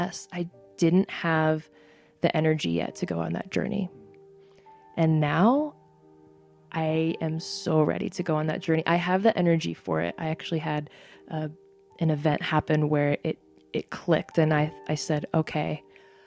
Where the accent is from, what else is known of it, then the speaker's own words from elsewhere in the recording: United States; My mom's Korean and my dad's American. I am both Korean and I'm American